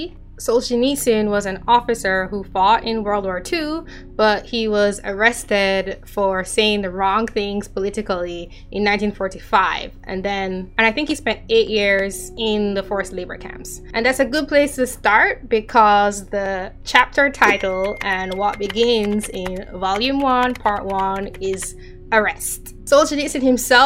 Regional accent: Jamaica; now in United States; I am Jamaican, so like what I learned growing up was primarily Caribbean history

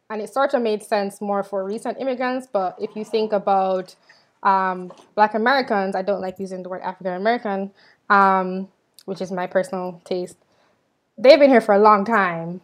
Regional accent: Jamaica; now in United States; I'm from Jamaica.

